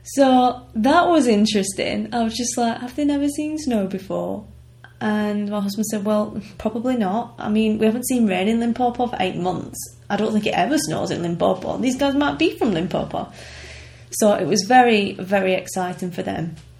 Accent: United Kingdom; we're British

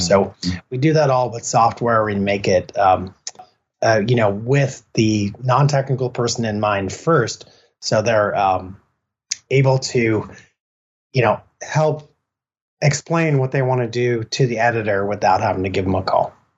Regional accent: Killiney, Leinster, Ireland; moved away; also born or lived in Santa Cruz; we were born and raised in Ireland and we spent many, many years down in Killiney in south of Dublin

